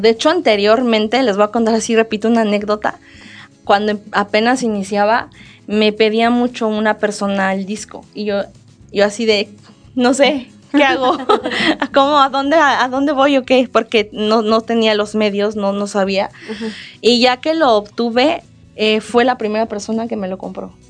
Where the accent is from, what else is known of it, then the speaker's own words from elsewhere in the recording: colonia Los Olvera, Querétaro, Mexico; en la colonia Los Olvera, de donde soy originaria